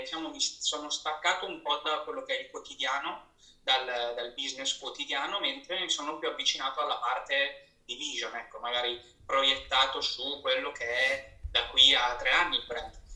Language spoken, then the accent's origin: Italian; Rimini, Emilia-Romagna, Italy; moved away as an adult; also born or lived in Milan; sono nato a Rimini e, eh, e cresciuto a Rimini e poi mi sono trasferito a Milano dove ho proseguito i miei studi